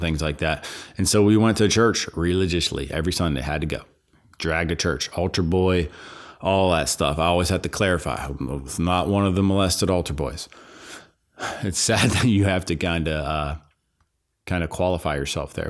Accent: Pittsburgh, Pennsylvania, United States; I grew up in, in Pittsburgh, Pennsylvania

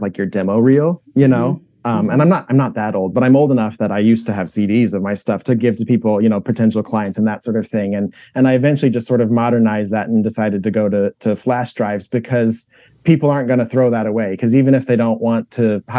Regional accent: Indianapolis, Indiana, United States; I grew up in Indianapolis

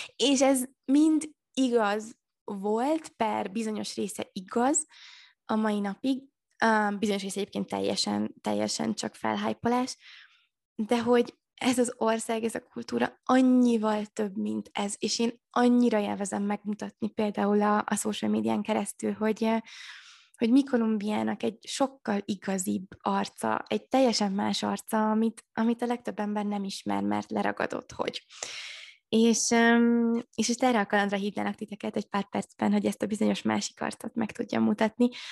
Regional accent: Maklár, Heves, Hungary; moved away as an adult; also born or lived in Budapest; otthon én falun nőttem fel, ugye Eger mellett maklárom

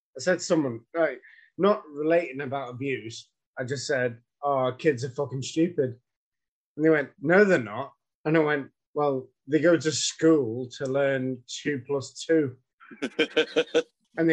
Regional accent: Ireland; I'm fucking Irish

